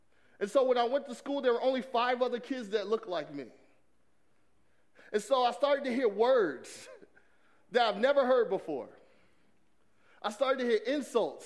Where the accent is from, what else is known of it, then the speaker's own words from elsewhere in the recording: Atlanta, Georgia, United States; I grew up in Atlanta, Georgia